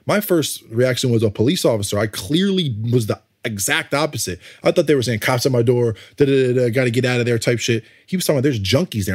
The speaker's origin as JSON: {"language": "English", "region": "Connecticut", "country": "United States", "tie": "born or raised there", "also_born_or_lived": "New York", "said": "I grew up in Connecticut"}